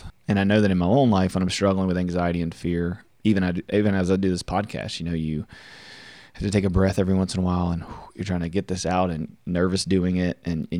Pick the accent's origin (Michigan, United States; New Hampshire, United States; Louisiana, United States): Louisiana, United States; I'm from Central Louisiana. My parents divorced when I was about 8. My dad worked away a lot.